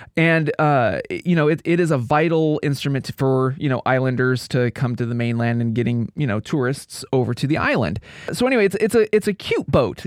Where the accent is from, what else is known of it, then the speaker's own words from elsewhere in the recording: Pacific Northwest, United States; growing up in the Pacific Northwest, it's interesting. Y, we have a unique culture out here